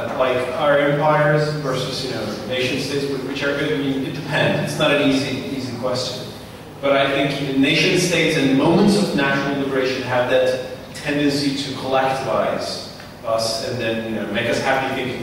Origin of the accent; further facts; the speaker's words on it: Turkey; When I was growing up in Turkey